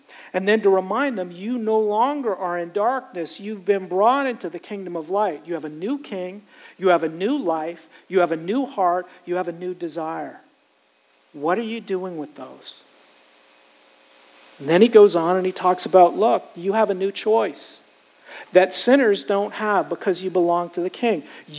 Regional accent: United States; I'm American. I love this country. It's been a great country to me. I am American.

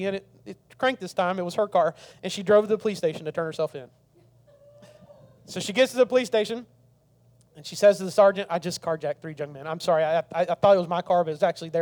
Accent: the South, United States; I grew up in the South

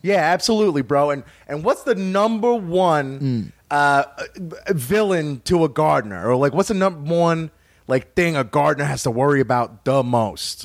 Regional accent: like New York, Northeast, United States; now in Kentucky, United States; The area I'm from is Northeast, like New York

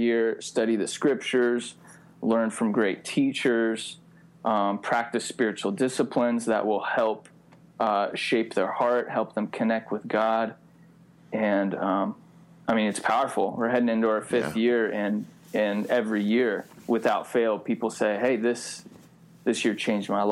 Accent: Pacific Northwest, United States; also born or lived in Olympia, Washington; I'm a Pacific Northwest guy, born and raised

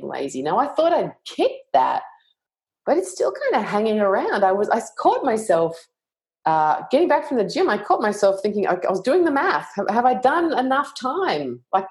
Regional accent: Australia; I'm Australian

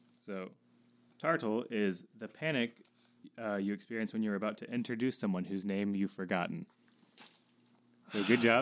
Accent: the South, United States; I'm from the South.

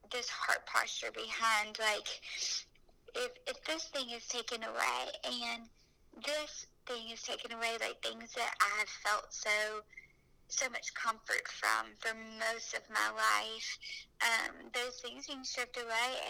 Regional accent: Alabama, United States; accent: Alabama; It is probably the Alabama accent

